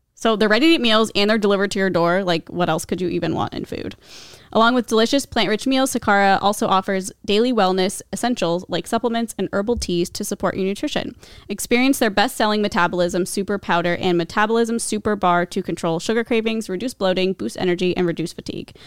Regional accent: Omaha, Nebraska, United States; I'm from Nebraska

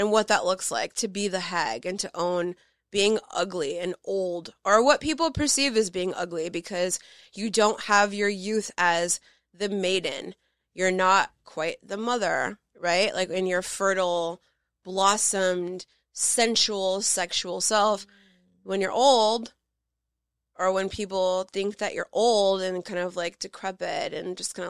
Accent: Los Angeles, California, United States; growing up in Los Angeles

